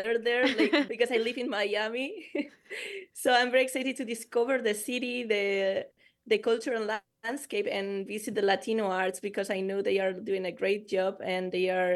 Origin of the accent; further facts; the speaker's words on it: Eibar, Basque Country, Spain; my hometown in Spain. It's called Eibar. It's a small city in the Basque Country